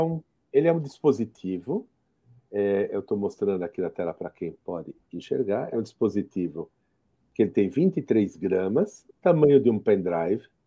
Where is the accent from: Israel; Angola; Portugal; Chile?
Israel; Jerusalem, Jerusalem District; moved away; eu sou israelense, eu, nasci em Jerusalém